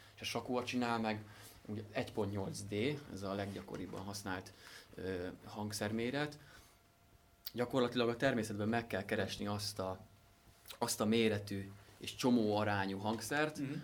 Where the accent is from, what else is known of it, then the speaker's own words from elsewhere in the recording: Szentendre, Pest, Hungary; Leányfalu és Szentendre határán, a csúcs alatt van egy kis völgy, ott nőttünk föl